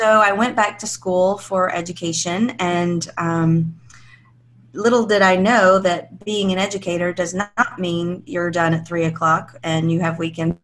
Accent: Alabama, United States; It's everything that you kind of think small town life in Alabama would be. You know, I lived in this really safe small town

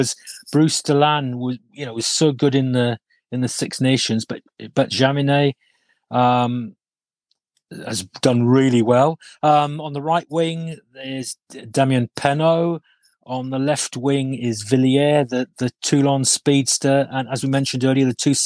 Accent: Wales, United Kingdom; as a Welshman

